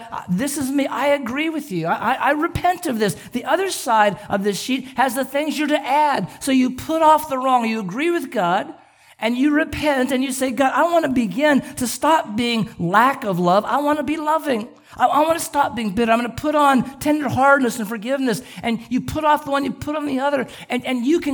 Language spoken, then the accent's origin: English; Southern California, United States; I grew up in Southern California